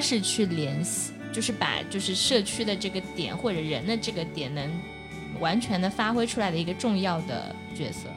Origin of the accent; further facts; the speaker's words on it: Hangzhou, Zhejiang, China; accent: Hangzhou; 我只是没有把我的杭州口音带出来